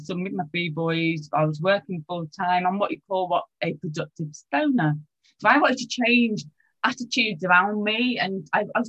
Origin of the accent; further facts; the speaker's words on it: England, United Kingdom; I'm from England